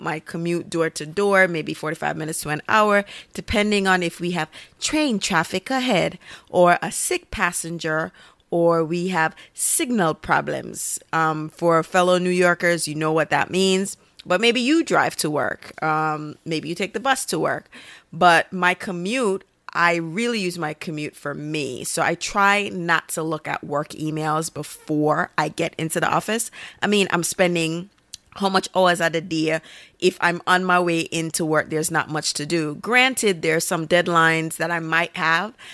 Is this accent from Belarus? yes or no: no; Jamaica; being Caribbean and being a Jamaican